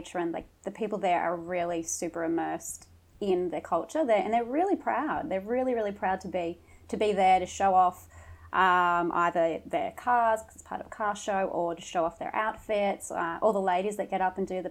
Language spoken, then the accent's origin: English; Mooloolaba, Queensland, Australia; also born or lived in Toowoomba, Queensland / Brisbane, Queensland; Toowoomba, but grew up on the Sunshine Coast, gorgeous Mooloolaba